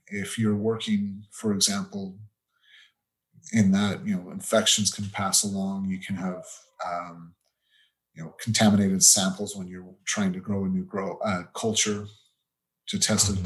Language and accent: English; Utah, United States; moved away as an adult; also born or lived in United Kingdom; that's where I grew up. So I'm originally from Utah.